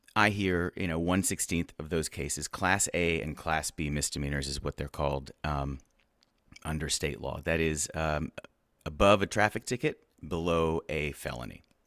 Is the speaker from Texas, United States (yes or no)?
yes; Houston, Texas, United States; I, uh, am from Houston. I grew up in the, the Montrose, um, neighborhood.